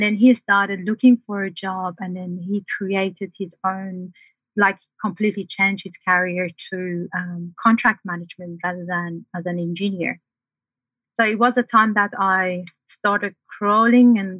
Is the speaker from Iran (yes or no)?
yes; Tehran, Tehran Province, Iran; first language Persian; English is a second language; moved away as an adult; now in Australia; I'm originally from Iran, the city of Tehran, and I was born in a family of five with two brothers